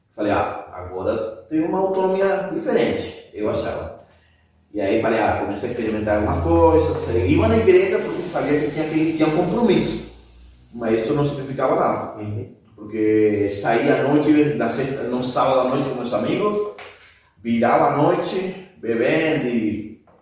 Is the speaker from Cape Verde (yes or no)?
no; Patagonia, Argentina; Portuguese is a second language; moved away as an adult; also born or lived in Chile; now in Brazil; eu nasci no Chile, mas quando tinha um ano, meus pais foram para a Argentina e aí vivi toda a minha vida. Então, sou tem sangue, portanto, sou sangue chileno, mas me considero mais argentino que chileno. Mas, e agora aqui no Brasil